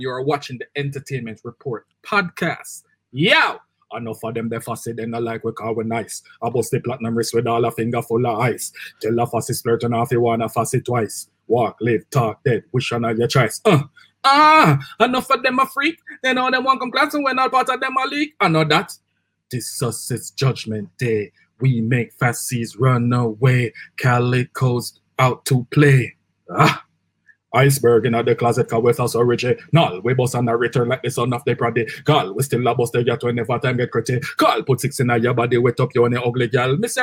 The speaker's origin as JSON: {"language": "English", "region": "Kingston", "country": "Jamaica", "tie": "born or raised there", "also_born_or_lived": "New York", "said": "Growing up in Waterhouse, Waterhouse have a million sound system"}